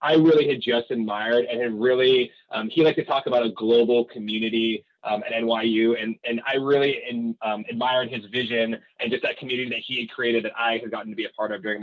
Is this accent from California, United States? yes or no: yes; California, United States; also born or lived in New York City; growing up in California, I'd had a lot of friends who were still here within the state